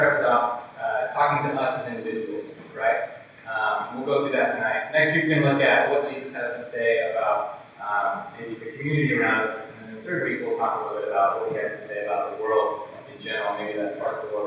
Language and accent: English; Spokane, Washington, United States; now in Seattle, United States; I was born in Spokane, Washington.